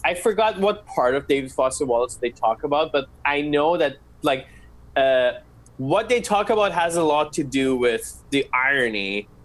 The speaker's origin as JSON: {"language": "English", "country": "Iran", "said": "I'm Middle Eastern, I'm from Iran."}